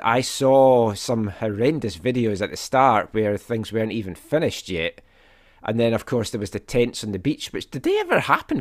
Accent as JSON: {"language": "English", "region": "Scotland", "country": "United Kingdom", "said": "I am Scottish."}